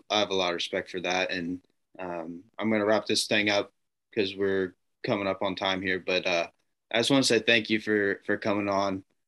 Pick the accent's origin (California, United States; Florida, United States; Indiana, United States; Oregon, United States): Indiana, United States; Indianapolis; born or raised there